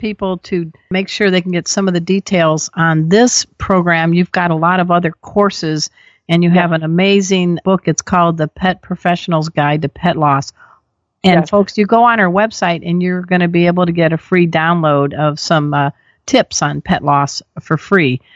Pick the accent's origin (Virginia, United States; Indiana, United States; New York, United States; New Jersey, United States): Indiana, United States; Crown Point; I grew up on Hermit's Lake in Crown Point, Indiana